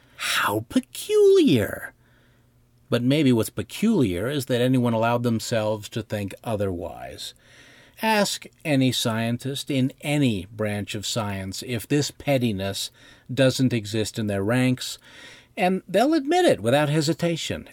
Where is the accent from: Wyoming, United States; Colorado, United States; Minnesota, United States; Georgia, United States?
Wyoming, United States; Bighorn Basin, northern; I grew up in the Bighorn Basin of northern Wyoming